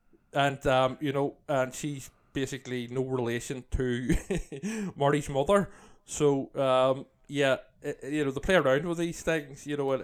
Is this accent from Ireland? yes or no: yes; Ireland; Yeah. I'm Irish